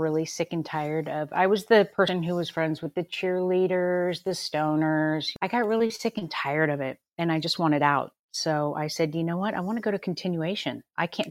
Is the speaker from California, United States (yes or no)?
yes; Los Angeles, California, United States; Born and raised in Southern California my entire life. LA girl